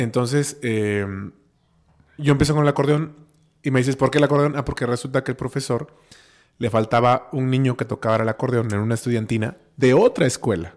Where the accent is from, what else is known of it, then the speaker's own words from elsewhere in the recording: Oaxaca, Mexico; also born or lived in Cholula, Puebla; yo nací en Oaxaca, yo estudié aquí el kinder, la primaria, la secundaria, este, y la prepa